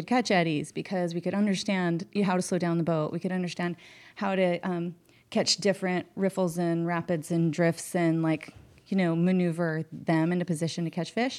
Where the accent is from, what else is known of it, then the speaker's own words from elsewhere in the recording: West Glacier, Montana, United States; we grew up on the Middle Fork and the North Fork of the Flathead up in Northwest Montana